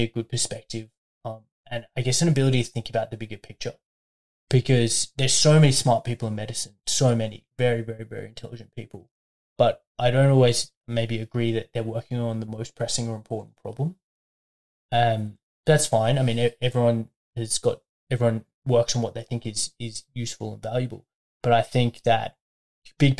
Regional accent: Brisbane, Queensland, Australia; moved away as an adult; also born or lived in Melbourne, Australia; now in Albury, Australia; during undergrad I was at home. Studying at UQ in St. Lucia in Brisbane

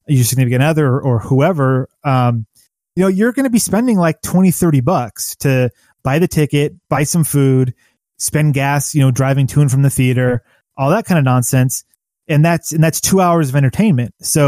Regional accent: United States; as an American in America

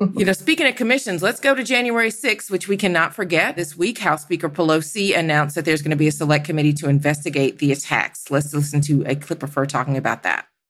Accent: Georgia, United States; my home state of Georgia

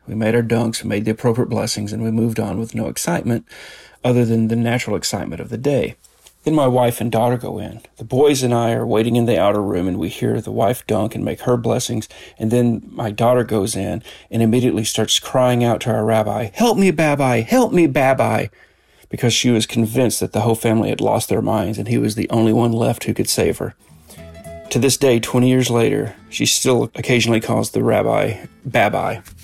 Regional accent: Long Island, New York, United States; now in Houston, United States; I am originally from New York, Long Island, New York, but I'm currently living in Houston, Texas

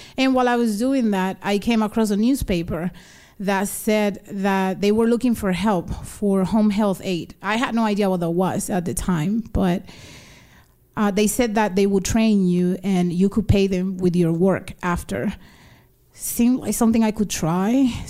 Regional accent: Dominican Republic; born there; I was born in the Dominican Republic and I lived between the two countries here and there.

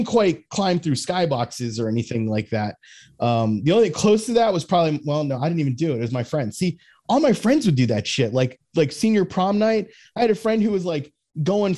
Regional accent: Fort Lauderdale, Florida, United States; I grew up in Fort Lauderdale

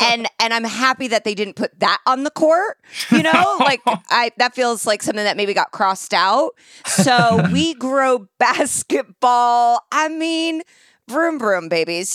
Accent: Indianapolis, Indiana, United States; I'm from Indianapolis

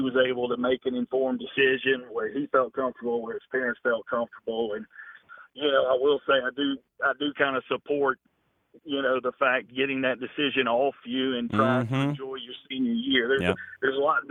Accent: Clemson, South Carolina, United States; moved away as an adult; now in Georgia, United States; I grew up in Clemson, South Carolina.

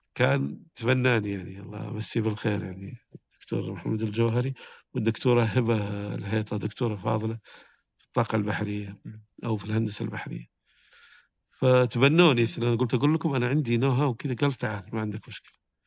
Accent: Saudi Arabia; كنت من السعودية

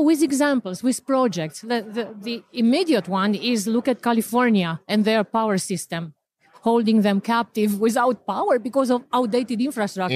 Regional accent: Romania; moved away; I'm originally from Romania

